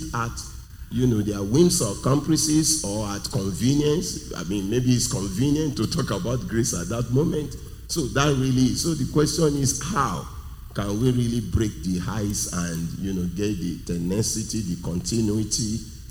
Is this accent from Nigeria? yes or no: yes; Nigeria; I'm from Nigeria, I'm in Nigeria